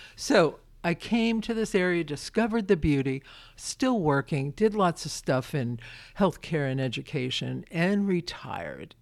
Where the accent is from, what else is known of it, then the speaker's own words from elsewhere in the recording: Brooklyn, New York, United States; now in Winchester, United States; I'm a kid from Brooklyn